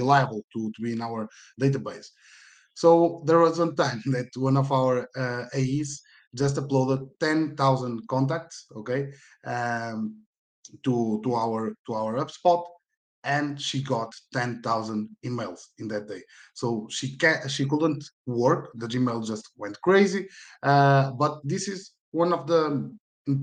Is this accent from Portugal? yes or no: yes; Porto, Norte, Portugal; I'm from Portugal, in Porto.